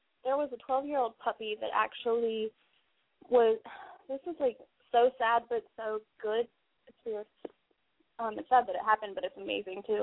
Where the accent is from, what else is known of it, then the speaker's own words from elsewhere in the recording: Orlando, Florida, United States; I grew up in the Orlando area